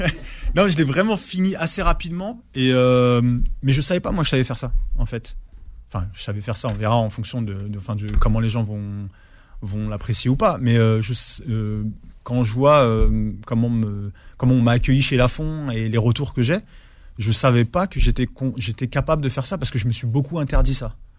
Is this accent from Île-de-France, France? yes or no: yes; Ivry-sur-Seine, Île-de-France, France; also born or lived in Alfortville; j'ai grandi en fait, euh, j'ai grandi à Ivry